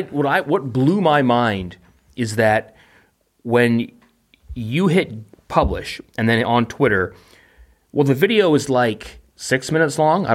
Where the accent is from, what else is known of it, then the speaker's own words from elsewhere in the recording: Vancouver, British Columbia, Canada; I'm from a big city. I am from Vancouver.